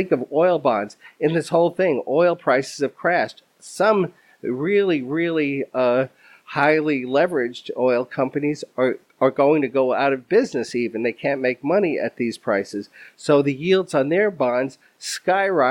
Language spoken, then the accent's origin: English; New York, United States; as a New Yorker